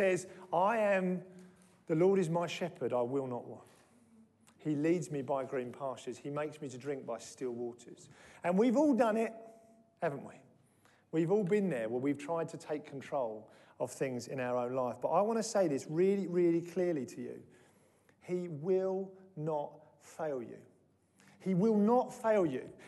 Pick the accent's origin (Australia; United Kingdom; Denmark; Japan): United Kingdom; we're British